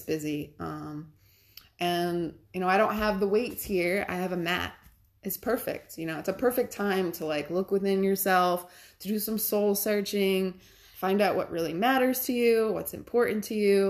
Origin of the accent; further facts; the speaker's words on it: Cranston, Rhode Island, United States; moved away as an adult; now in New York State, United States; It was in Cranston, my hometown